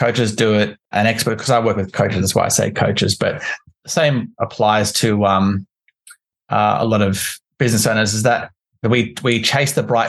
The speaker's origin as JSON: {"language": "English", "town": "Canberra", "region": "Australian Capital Territory", "country": "Australia", "also_born_or_lived": "London", "said": "I'm from Canberra in Australia"}